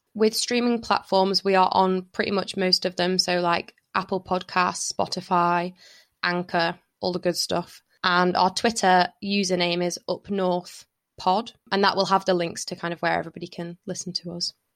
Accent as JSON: {"language": "English", "town": "Lytham", "region": "North West England", "country": "United Kingdom", "tie": "born or raised there", "said": "I had, like, a really happy childhood kind of growing up in Lytham"}